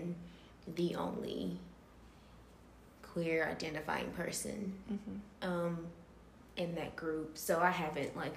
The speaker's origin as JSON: {"language": "English", "town": "Jonesboro", "region": "Georgia", "country": "United States", "said": "I am from the Metro Atlanta area, specifically Jonesboro, specifically Clayton County."}